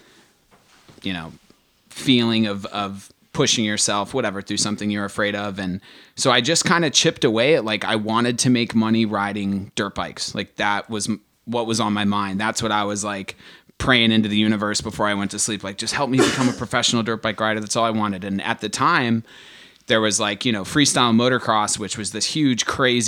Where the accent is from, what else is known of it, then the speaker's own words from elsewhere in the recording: Stafford, Virginia, United States; I grew up in Stafford, Virginia, so like Northern Virginia